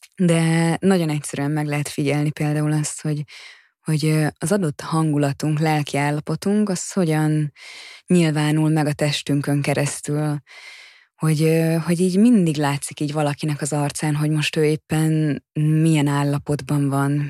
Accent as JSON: {"language": "Hungarian", "country": "Hungary", "tie": "born or raised there", "moved": "yes", "lives_now": "Budapest, Hungary", "said": "én vidéken nőttem fel"}